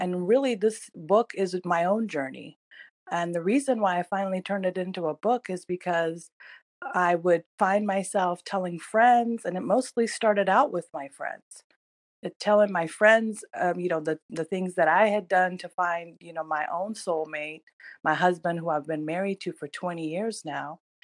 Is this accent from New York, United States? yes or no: no; California, United States; also born or lived in Iran; I am originally from Iran, um, and I was raised in America. I came here when I was in third grade, and um, you know, started my journey in the United States in California